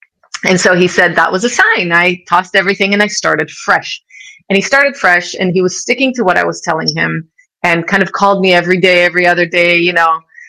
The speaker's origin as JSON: {"language": "English", "country": "United States", "tie": "born or raised there", "said": "You know, I grew up in America."}